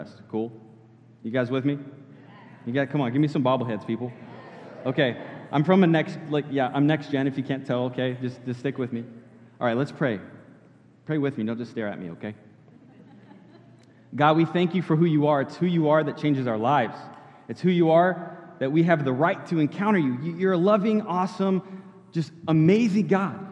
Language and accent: English; California, United States; moved away as an adult; now in Florida, United States; I grew up in California and moved to Florida when I was about 19, 20 years old